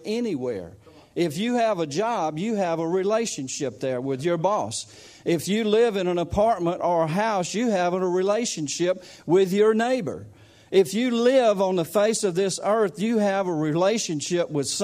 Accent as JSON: {"language": "English", "country": "United States", "accent": "country", "said": "I'm not an Englishman. I don't talk like you guys. This is just country"}